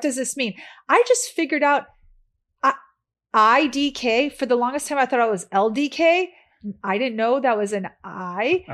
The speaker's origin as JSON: {"language": "English", "town": "Chicago", "region": "Illinois", "country": "United States", "also_born_or_lived": "San Diego", "moved": "as an adult", "lives_now": "Los Angeles, United States", "said": "I'm from Chicago"}